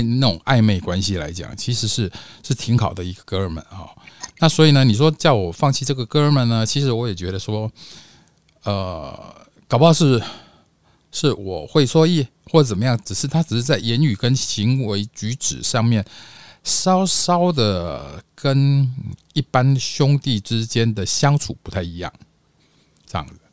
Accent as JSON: {"language": "Chinese", "town": "Taipei", "country": "Taiwan", "said": "我是台湾台北的"}